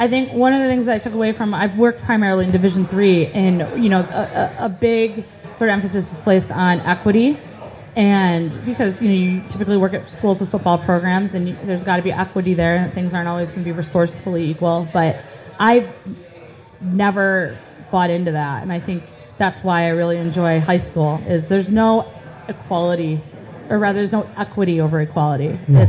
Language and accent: English; Beeville, Texas, United States; I think I saw too many stars growing up in Beeville.